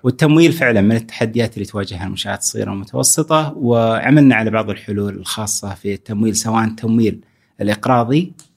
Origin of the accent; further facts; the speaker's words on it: Saudi Arabia; عندنا في السعودية